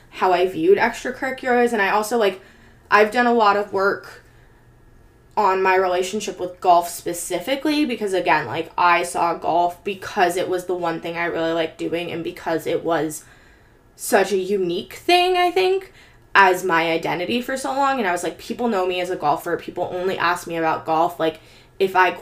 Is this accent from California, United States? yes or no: yes; Bay Area, California, United States; growing up in the Bay Area